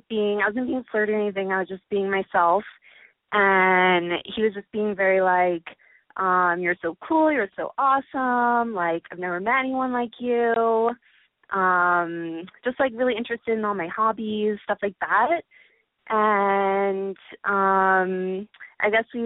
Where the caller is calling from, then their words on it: Chicago, Illinois, United States; I'm 20. I'm calling from Chicago.